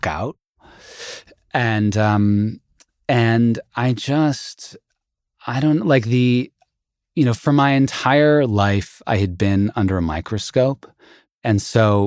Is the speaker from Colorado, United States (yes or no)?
no; Santa Monica, California, United States; also born or lived in Indiana; I came back to Santa Monica